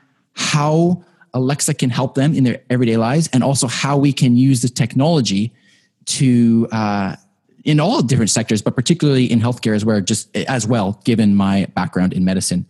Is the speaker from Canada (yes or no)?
yes; Canada; I am very proud of that as a Canadian